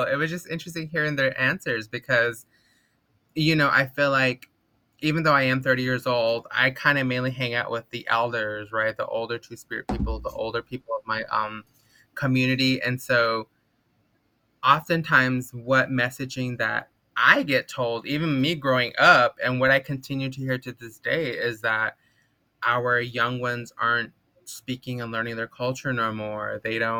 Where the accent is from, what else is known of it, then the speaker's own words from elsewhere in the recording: Kayenta, Arizona, United States; now in Los Angeles, United States; I am originally from Kayenta, Arizona, from the Navajo Nation, but I currently live on unceded occupied Tongva territory here in West Los Angeles